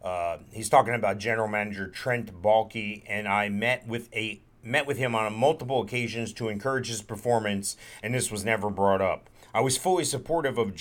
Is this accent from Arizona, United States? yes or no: no; New Jersey, United States; what you and I lived through in the 70s growing up in New Jersey.